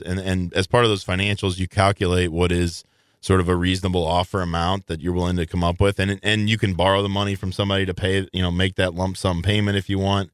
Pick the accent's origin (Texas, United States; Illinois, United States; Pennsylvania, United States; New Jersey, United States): Illinois, United States; Belleville; moved away; I grew up in Belleville, Illinois